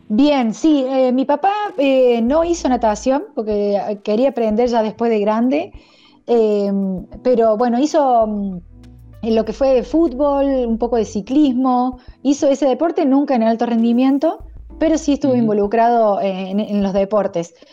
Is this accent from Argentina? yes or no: yes; Argentina; soy la primera argentina